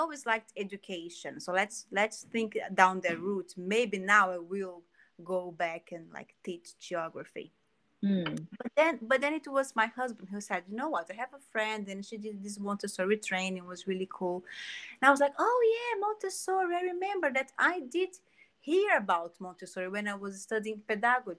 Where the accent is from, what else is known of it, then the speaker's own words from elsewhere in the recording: Rio de Janeiro, Brazil; English is a second language; moved away as an adult; now in London, United Kingdom; I am from Brazil. Yes, Rio de Janeiro, or Rio.